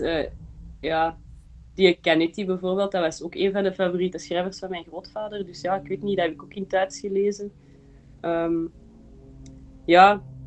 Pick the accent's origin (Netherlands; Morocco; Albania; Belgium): Belgium; also born or lived in Berlin, Germany / Antwerp; ik ben eh, geboren in Berlijn en mijn ouders zijn vandaar. Ehm, maar wij zijn verhuisd naar België voor mijn vader zijn eh, job. Ehm, en dan heeft ons mama ons naar de Belgische kleuterklas gestuurd. Dus we hebben gewoon Nederlands geleerd